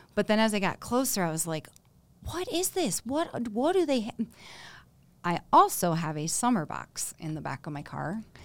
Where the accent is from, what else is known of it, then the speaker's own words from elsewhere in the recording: Michigan, United States; now in Colorado, United States; I'm from Michigan.